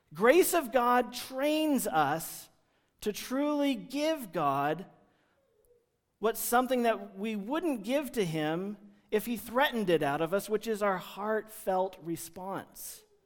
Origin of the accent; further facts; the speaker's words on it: United States; There's lots of things that just peg us, mark us as Americans when we're traveling in foreign countries